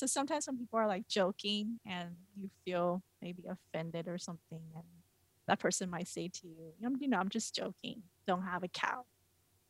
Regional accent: United States; as an American

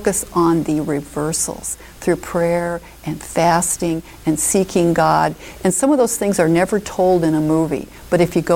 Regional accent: Omaha, Nebraska, United States; I moved back to my hometown is Omaha

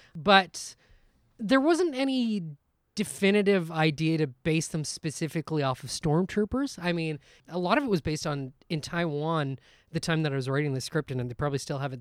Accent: Guelph, Ontario, Canada; we're from Guelph, Ontario, which is just outside of Toronto

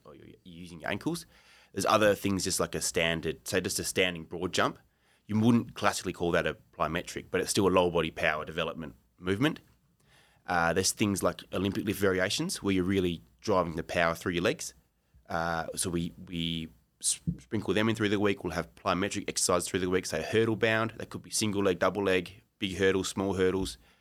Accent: Australia; moved away as an adult; now in Japan; I'm an Australian.

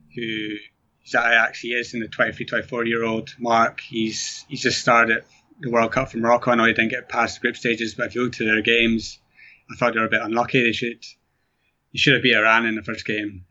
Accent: Scotland, United Kingdom; being from Scotland

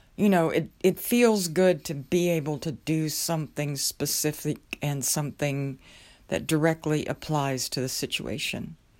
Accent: southwest Oklahoma, United States; moved away; I remember growing up in Oklahoma, the area where I grew up was known as, uh, Tornado Alley. It was the southwest area of the state.

